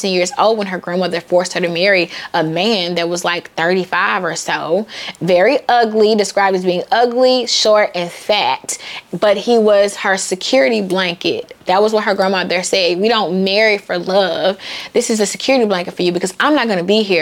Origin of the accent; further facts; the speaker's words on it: the South, United States; I'm from the South, and the deeper South, the meaner South